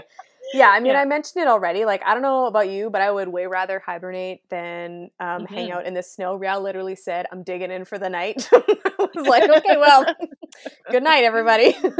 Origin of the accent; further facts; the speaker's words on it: West Coast, United States; young man, I'm from the West Coast. Okay. I've seen a whale or two.